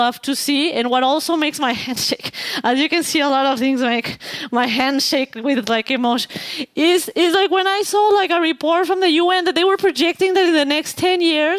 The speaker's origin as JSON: {"language": "English", "country": "Mexico", "said": "because I am from Mexico"}